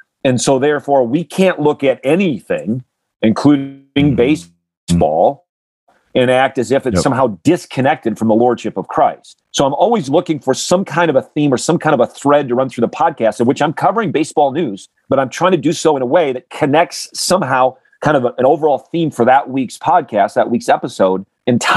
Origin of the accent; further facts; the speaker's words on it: Grand Rapids, Michigan, United States; I grew up in Grand Rapids, Michigan area